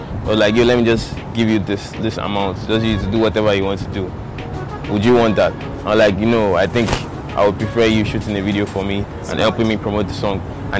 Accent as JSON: {"language": "English", "region": "Lagos", "country": "Nigeria", "tie": "born or raised there", "said": "I grew up in Akoka Bariga. It's like somewhere on the mainland."}